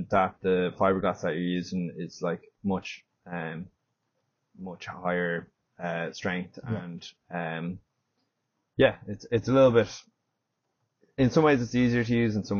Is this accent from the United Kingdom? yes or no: no; Howth, Leinster, Ireland; Originally, I'm from Dublin, mm-hmm. Grew up in Howth